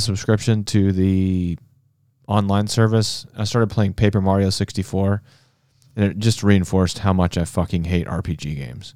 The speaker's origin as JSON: {"language": "English", "town": "Memphis", "region": "Tennessee", "country": "United States", "said": "I was from Memphis"}